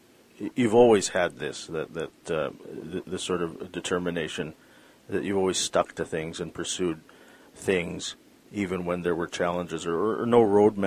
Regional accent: Vancouver, British Columbia, Canada; being from Vancouver, being from British Columbia.

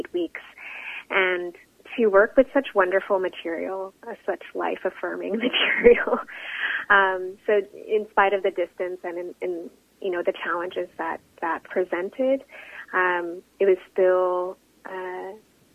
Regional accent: Canada; a Filipino Canadian, as a visible Asian woman

